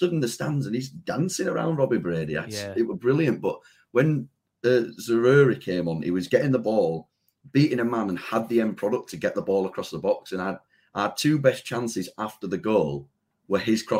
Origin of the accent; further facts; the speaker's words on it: Leeds, Yorkshire and the Humber, United Kingdom; I'm from Leeds